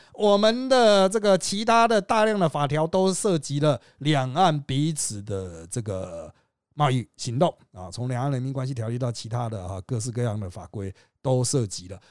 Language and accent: Chinese; Taiwan; 我们是台湾人